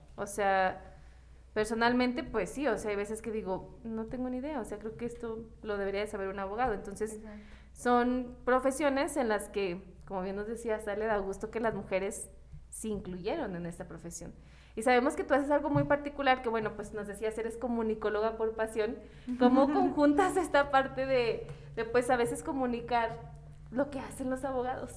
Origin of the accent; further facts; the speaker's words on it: Mexico; nuestro humor como mexicanos